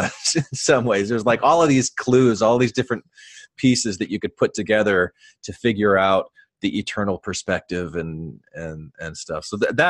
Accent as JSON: {"language": "English", "region": "Arizona", "country": "United States", "tie": "born or raised there", "said": "I grew up in Arizona"}